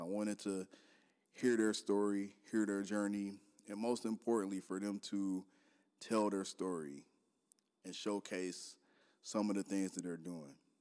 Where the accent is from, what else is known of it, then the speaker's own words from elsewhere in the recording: Detroit, Michigan, United States; moved away as an adult; also born or lived in Minneapolis-Saint Paul, Minnesota; now in Minneapolis, United States; I'm from Detroit. born and raised there, Detroit Public School graduate.